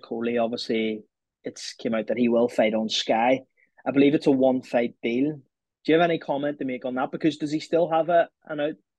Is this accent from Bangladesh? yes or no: no; Ireland; I say this as an Irishman